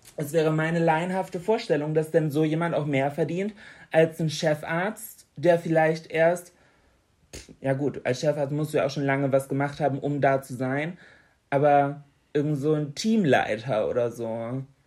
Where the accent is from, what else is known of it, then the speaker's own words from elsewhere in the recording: Bremen, Germany; bei uns in Bremen an der Uni